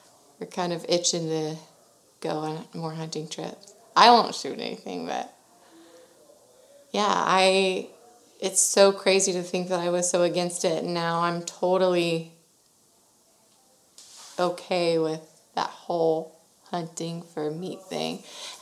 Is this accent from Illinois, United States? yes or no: no; Sugar Land, Texas, United States; I was born and raised in Sugar Land, Texas, which is very close